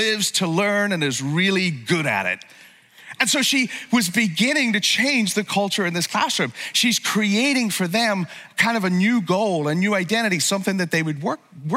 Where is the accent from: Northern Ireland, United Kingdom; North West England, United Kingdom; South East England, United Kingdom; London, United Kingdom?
Northern Ireland, United Kingdom; I grew up in Northern Ireland